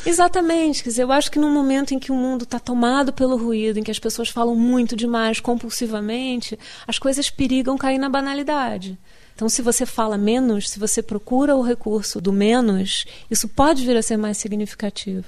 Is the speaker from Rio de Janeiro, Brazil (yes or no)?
yes; Rio de Janeiro, Brazil; moved away as an adult; now in United States; eu vou me sentir carioca sempre, mesmo que nunca mais volte ao Rio de Janeiro